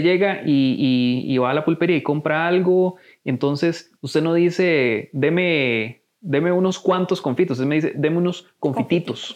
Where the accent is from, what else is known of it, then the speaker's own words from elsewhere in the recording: Costa Rica; nos identifica como costarricenses